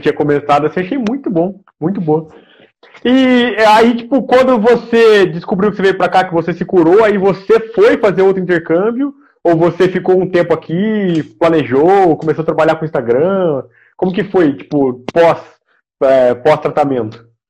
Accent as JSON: {"language": "Portuguese", "town": "Aguaí", "region": "São Paulo", "country": "Brazil", "moved": "yes", "said": "Eu sou de Aguaí."}